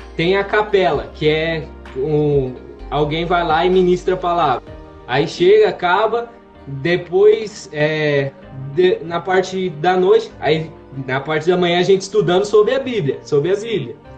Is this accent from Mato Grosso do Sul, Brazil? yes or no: no; Santo Anastácio, São Paulo, Brazil; moved away as an adult; now in Rio Grande do Sul, Brazil; Eu sou da cidade de Santo Anastácio, interior de São Paulo